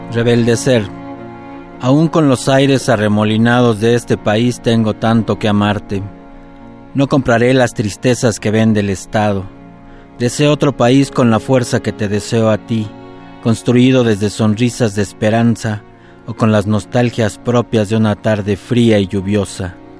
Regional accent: Mexico City, Mexico; soy muy feliz de, ser contraerense, ahí nací

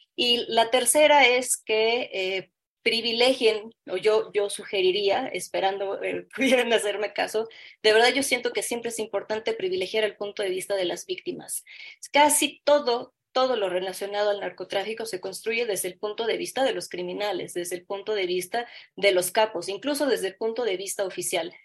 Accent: Mexico; nosotros como, como mexicanos

